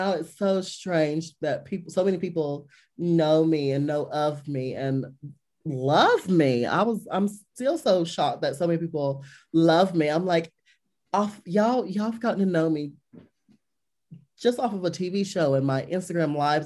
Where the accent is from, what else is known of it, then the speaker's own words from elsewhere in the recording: Liberty, North Carolina, United States; Growing up in the South, we went to church